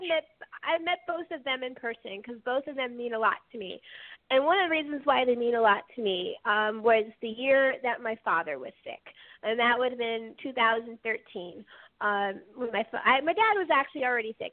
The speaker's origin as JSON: {"language": "English", "region": "California", "country": "United States", "moved": "yes", "lives_now": "New Jersey, United States", "said": "I'm coming at it as a Californian."}